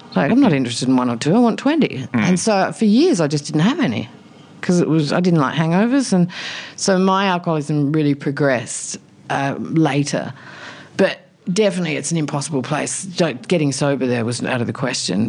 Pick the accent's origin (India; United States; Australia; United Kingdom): Australia; South Australia; moved away; also born or lived in Alice Springs; I grew up in a tiny country town in South Australia